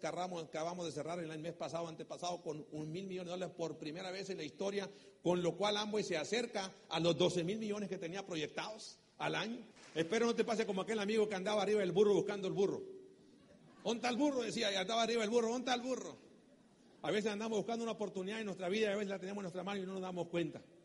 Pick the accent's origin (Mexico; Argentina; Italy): Mexico; soy mexicano